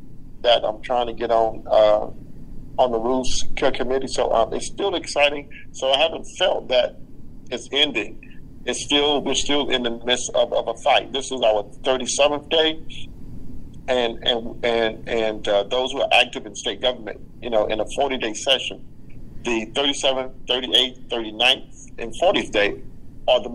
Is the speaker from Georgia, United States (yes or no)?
yes; Alamo, Georgia, United States; moved away; also born or lived in Savannah, Georgia; I was born in a little small town called Alamo